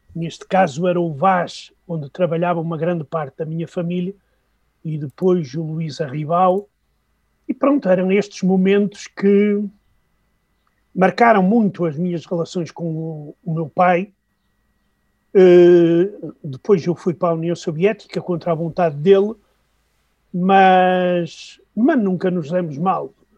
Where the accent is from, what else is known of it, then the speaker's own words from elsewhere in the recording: Norte, Portugal; accent: northern Portuguese; moved away as an adult; also born or lived in Moscow, Russia; trocando os Vs pelos Bs, como acontece no meu português do Norte